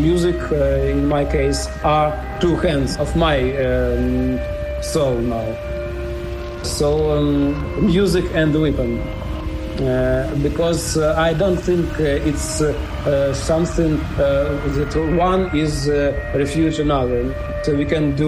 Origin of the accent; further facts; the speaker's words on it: Dnipro, Dnipropetrovsk Oblast, Ukraine; English is a second language; I am from Dnipro, Ukraine.